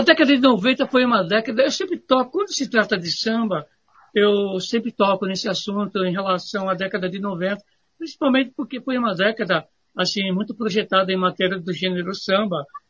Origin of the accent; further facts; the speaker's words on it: São Paulo, Brazil; nasci ele no, no Moinho Velho